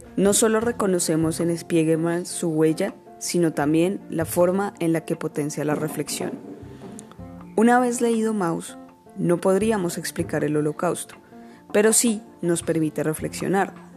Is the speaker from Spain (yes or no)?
no; Colombia; nos atraviesan como colombianos